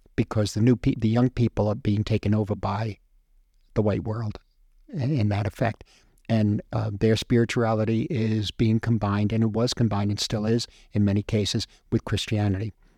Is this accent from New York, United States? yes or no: yes; New York City, New York, United States; I'm come from the Lower East Side